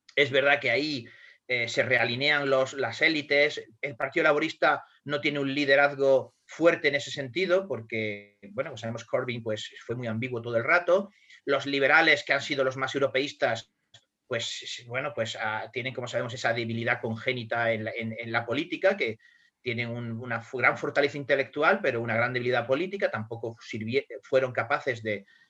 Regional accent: Spain; nosotros los españoles

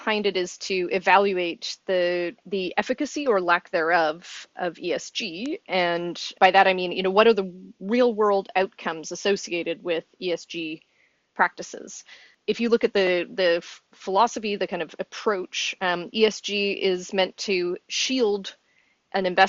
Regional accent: Saskatoon, Saskatchewan, Canada; I'm from Saskatoon, Saskatchewan in Canada

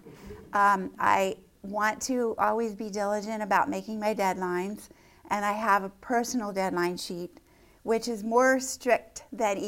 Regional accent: Lancaster County, Pennsylvania, United States; growing up in Lancaster County

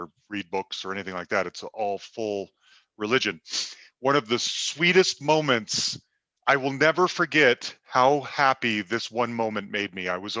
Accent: Salt Lake City, Utah, United States; also born or lived in Cambridge, England; I'm from Salt Lake City, Utah, and I grew up Mormon.

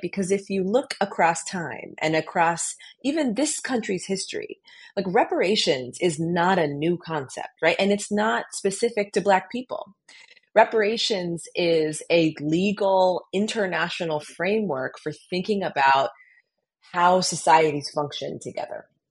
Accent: Colorado, United States; the experience of growing up in Colorado

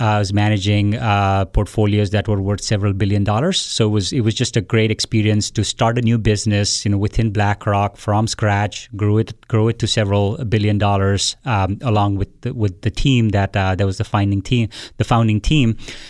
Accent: India; So I was born and raised in India. I went to school there

